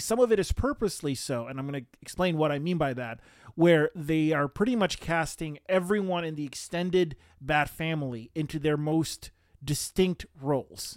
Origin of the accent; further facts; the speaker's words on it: Romania; moved away; growing up in Romania